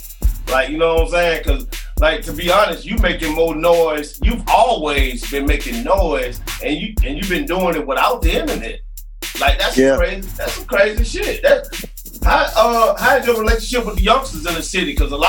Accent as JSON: {"language": "English", "region": "Alabama", "country": "United States", "tie": "born or raised there", "said": "I got a lot of Alabama ties and stuff like that. And yeah, I grew up in Alabama, you know what I'm saying?"}